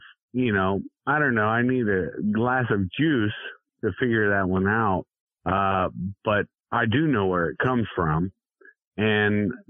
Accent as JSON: {"language": "English", "country": "United States", "said": "I'm an American."}